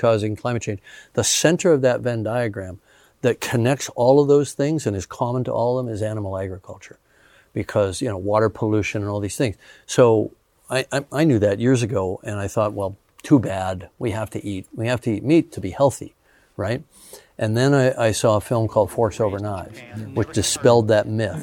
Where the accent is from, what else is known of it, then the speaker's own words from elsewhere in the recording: Canada; also born or lived in Los Angeles, United States; now in New Zealand; I grew up in Canada before that.